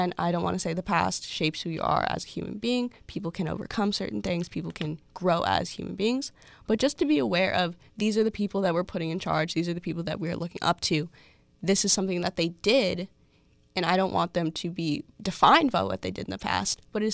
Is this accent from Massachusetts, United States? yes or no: yes; Boston, Massachusetts, United States; I am from Boston